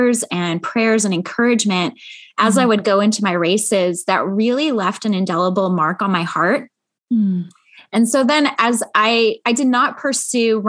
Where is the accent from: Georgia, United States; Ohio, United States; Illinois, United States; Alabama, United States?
Illinois, United States; Chicago; moved away as an adult; also born or lived in Grand Rapids, Michigan; now in Central California, United States; I actually grew up in the Midwest in Chicago